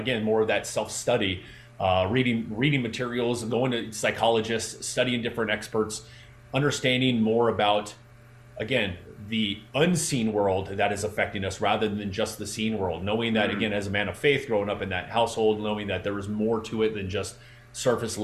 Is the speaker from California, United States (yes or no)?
yes; Southern California, United States; I got fortunate enough to be able to be trained by the California Angels pitching staff because I'm from Southern California.